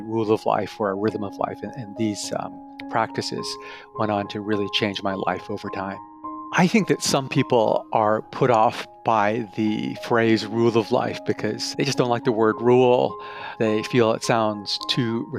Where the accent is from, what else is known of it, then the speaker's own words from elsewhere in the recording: Canada; also born or lived in Tokyo, Japan; I'm originally from Tokyo, Japan, but was raised primarily in Canada.